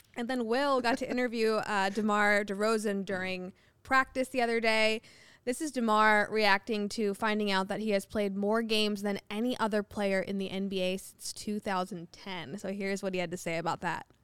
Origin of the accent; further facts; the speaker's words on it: Ohio, United States; I'm from Ohio